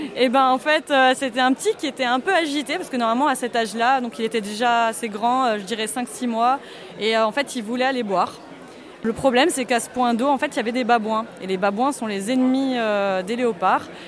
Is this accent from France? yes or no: yes; Alsace, Grand Est, France; J'ai 30 ans et je suis alsacienne